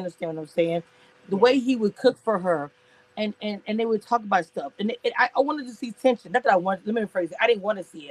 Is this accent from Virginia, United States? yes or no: no; Louisiana, United States; you know I'm from Louisiana, right? And I'm Cajun